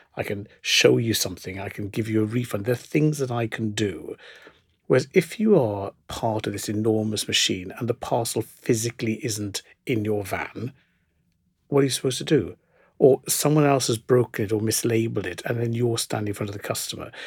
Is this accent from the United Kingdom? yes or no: yes; South Wales, United Kingdom; I grew up in South Wales in the nineteen seventies